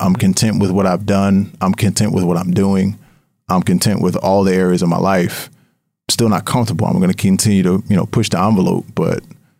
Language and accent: English; Harrisburg, Pennsylvania, United States; there was a team that was launching in my hometown in Harrisburg, PA, and they were looking for investors.